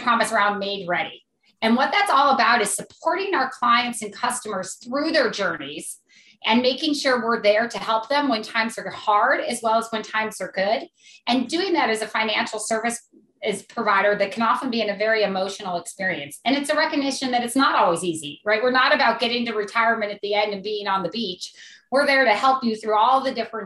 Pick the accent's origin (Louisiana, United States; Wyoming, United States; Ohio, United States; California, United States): Ohio, United States; Akron; I grew up in Akron, Ohio